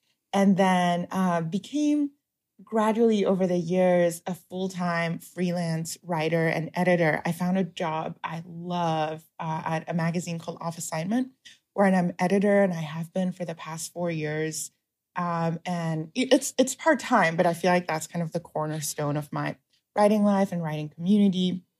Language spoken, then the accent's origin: English; Shanghai, China; bookstores in Shanghai when I was growing up, or in the form of DVDs and movies and TV shows that growing up in China, I had a very easy access